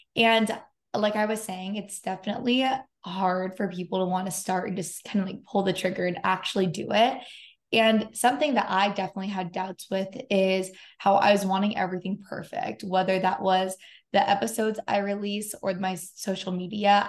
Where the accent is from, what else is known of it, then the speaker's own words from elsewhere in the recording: San Diego, California, United States; now in Los Angeles, United States; I live in Los Angeles and um, I'm from San Diego